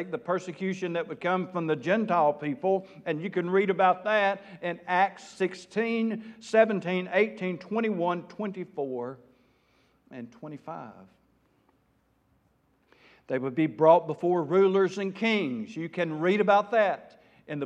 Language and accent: English; South Arkansas, United States; I am from South Arkansas